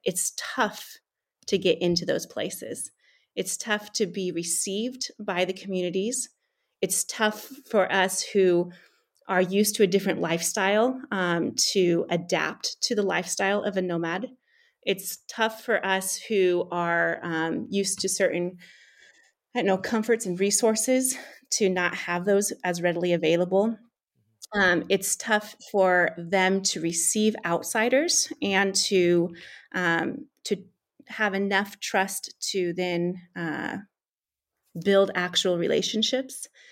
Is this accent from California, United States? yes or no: yes; California, United States; moved away as an adult; also born or lived in East Africa; now in Central Asia; as a Californian